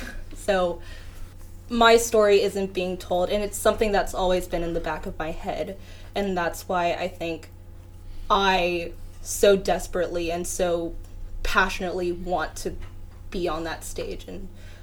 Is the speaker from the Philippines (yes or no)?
yes; Philippines; For me personally, as a Filipino dancer, I literally don't have any Filipino dancers that I look up to.